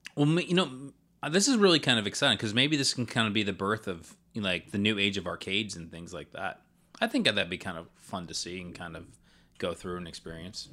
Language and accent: English; the South, United States; I would consider myself Southern